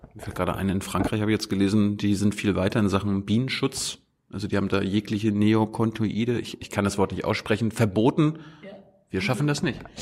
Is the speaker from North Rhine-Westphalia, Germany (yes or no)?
no; Mecklenburg-Vorpommern, Germany; ich komme ja aus Meckpomm